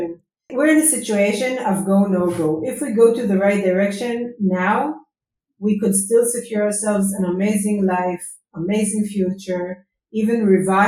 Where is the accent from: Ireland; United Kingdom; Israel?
Israel; Herzliya, Tel Aviv District; I grew up in Herzliya, in Tel Aviv. It's in Herzliya, it's along the coast of Israel.